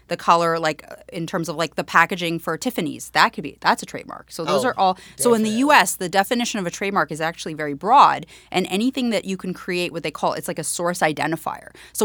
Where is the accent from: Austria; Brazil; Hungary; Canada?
Canada; accent: Canadian; now in New York City, United States; I had a very strong Canadian accent when I first moved, and I got a lot of, made fun of that for that, but that's okay.